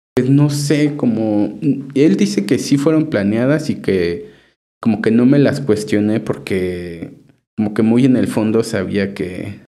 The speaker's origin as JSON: {"language": "Spanish", "town": "Chignahuapan", "region": "Puebla", "country": "Mexico", "moved": "yes", "lives_now": "Puebla, Mexico", "said": "mi pueblo"}